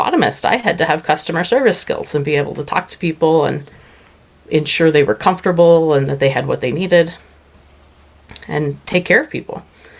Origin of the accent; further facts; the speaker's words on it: Eastern Plains, Colorado, United States; I grew up on the Eastern Plains, mostly in the I-70 corridor, farming